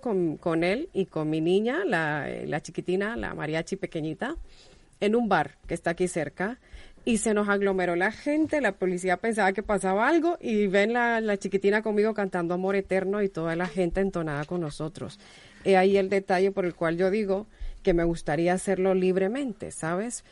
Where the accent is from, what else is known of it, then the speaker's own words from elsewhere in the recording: Honduras; now in Spain; yo soy hondureña